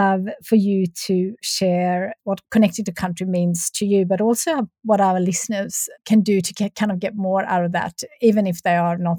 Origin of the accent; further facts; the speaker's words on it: Sweden; English is a second language; and I grew up in Sweden in a farm.